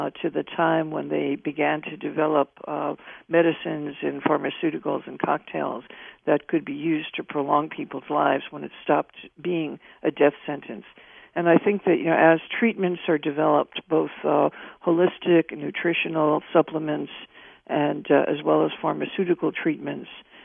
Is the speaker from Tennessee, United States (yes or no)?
no; New York, United States; as a New Yorker